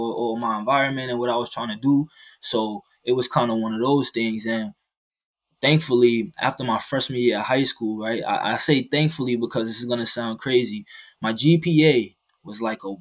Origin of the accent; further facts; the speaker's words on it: New York City, New York, United States; moved away as an adult; also born or lived in Maryland; now in Iowa, United States; I was born and raised in the Bronx, New York